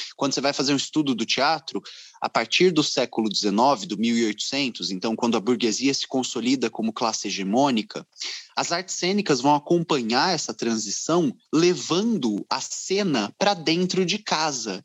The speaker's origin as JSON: {"language": "Portuguese", "town": "Ribeirão Preto", "region": "São Paulo", "country": "Brazil", "tie": "born or raised there", "moved": "yes", "said": "eu estou longe de Ribeirão Preto, onde nasci"}